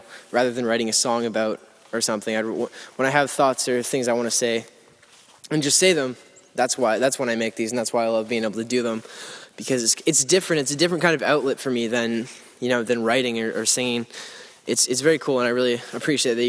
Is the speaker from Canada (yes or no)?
yes; Lindsay, Ontario, Canada; Lindsay, Ontario, which is my hometown. I don't live there anymore. I live like a little ways away from there